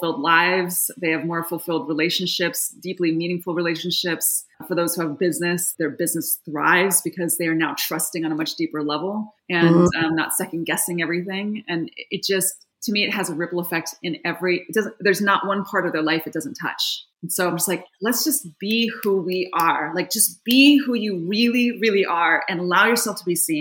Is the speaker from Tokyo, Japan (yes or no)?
no; Yokohama, Kanagawa, Japan; moved away as an adult; now in Seattle, United States; I was born and raised in Yokohama, Japan. My father is full Japanese. My mother was American. And I was born and raised there until I was 18, but I went to an American school.